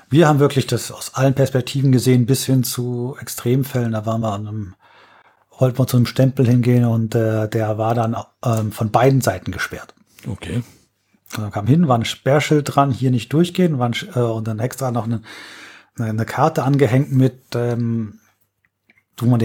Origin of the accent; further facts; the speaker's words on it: Berlin, Germany; Da muss okay. ich als Berliner von träumen.